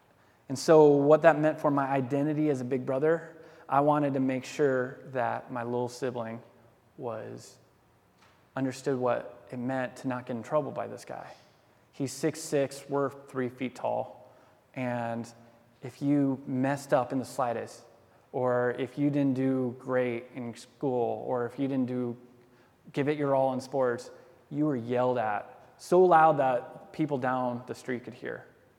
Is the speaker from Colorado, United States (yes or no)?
yes; Denver, Colorado, United States; born there; also born or lived in Georgia / Alaska; Our dad was in the Air Force, so we bounced around all the time. I was born in Denver